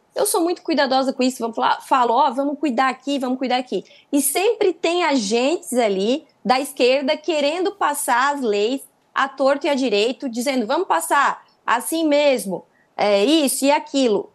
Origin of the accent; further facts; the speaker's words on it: Santa Catarina, Brazil; Agora eu sou de Santa Catarina, né? Eu sou de Santa Catarina